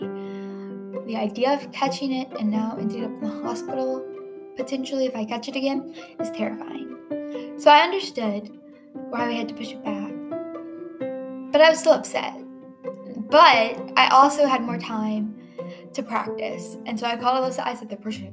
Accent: North Louisiana, United States; I was raised in North Louisiana

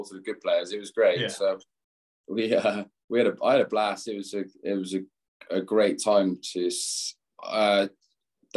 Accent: Gloucester, South West England, United Kingdom; moved away as an adult; now in Chicago, United States; I'm from Gloucester too.

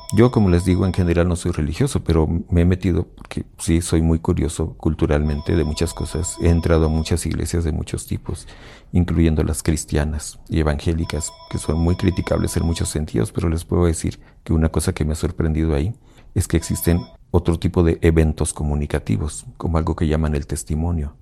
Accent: Mexico; Y como mexicanos en general, la mayoría de la población donde yo crecí

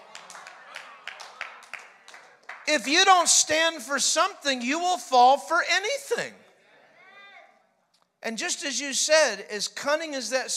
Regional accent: New York, United States; moved away as an adult; now in Florida, United States; I was born and raised in New York, baby. 21 years born and raised. Then I moved to Florida

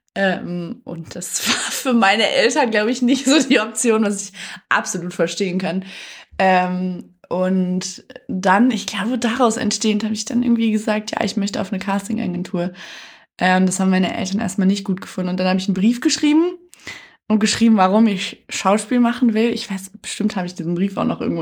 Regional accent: Detmold, North Rhine-Westphalia, Germany; also born or lived in Cologne; ich bin in Detmold aufgewachsen, ist eine schöne Kleinstadt

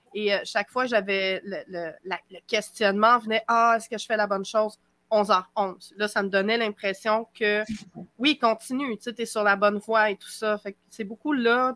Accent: Quebec, Canada; accent: Québécois; au Québec, vous allez le découvrir à mon accent

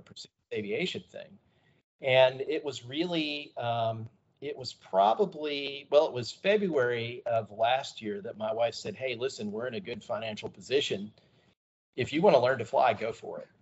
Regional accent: Texas, United States; moved away as an adult; also born or lived in Georgia (near Warner Robins Air Force Base); we moved to the great state of Texas and we spent a whole bunch of time in Texas. Gosh, what is it, 1980? 1986 uh, uh, until my wife and I moved away from Texas in 2011

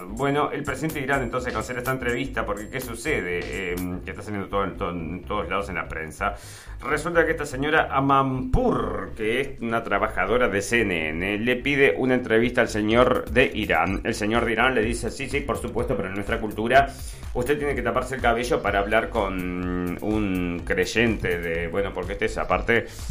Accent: Argentina

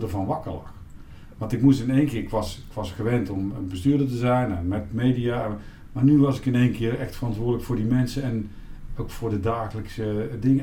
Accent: Eindhoven, North Brabant, Netherlands; Ik ben geboren in Eindhoven

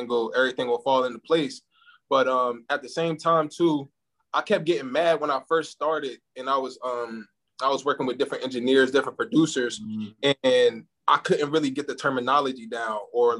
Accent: New Jersey, United States; also born or lived in Camden, New Jersey / Willingboro, New Jersey; now in Atlanta, United States; I'm from New Jersey. So Camden, New Jersey. I'm from Willenboro. Shout out to the 609.

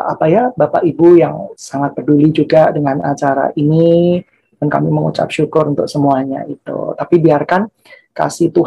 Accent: Central Java, Indonesia; saya ini berasal dari Jawa Tengah lah ya

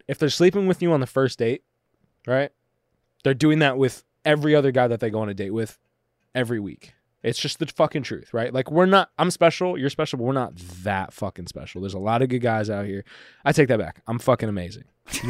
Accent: Orange County, California, United States; I didn't grow up in LA. I grew up in Orange County.

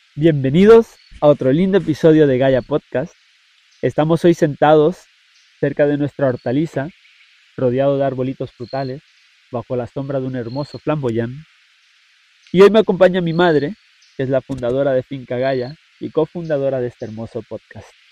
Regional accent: Puerto Rico; nosotros mismos como puertorriqueños

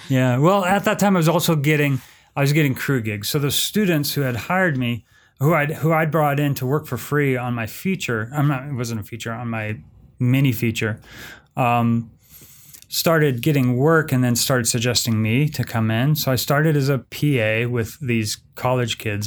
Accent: San Francisco, California, United States; now in Orem, United States; I'm originally from San Francisco, but I'm a, uh, film professor at Utah Valley University in Orem, Utah

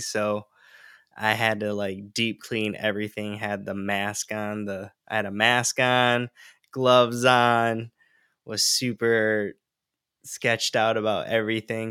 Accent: Michigan, United States; moved away as an adult; now in Santa Barbara, United States; where I was born and raised in Michigan and moved to California uh, in the Santa Barbara area

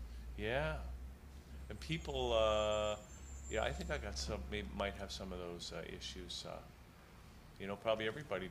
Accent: Hamilton, Ontario, Canada; I know Hamilton had one. Yes. My hometown had one.

